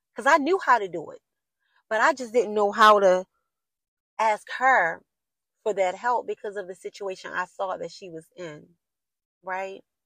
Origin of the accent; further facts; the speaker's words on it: Baltimore, Maryland, United States; I'm from Baltimore City and like the inner city. I grew up in the inner city.